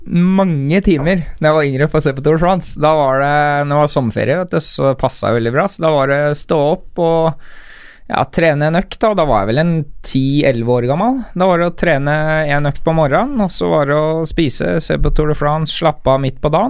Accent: Rælingen, Akershus, Norway; Jeg er fra Rælingen. Rælingen, stemmer det. Jeg er fra Rælingen.

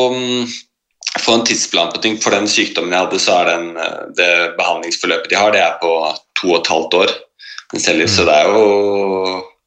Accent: Oslo, Norway; Jeg er født og oppvokst i, i Oslo.

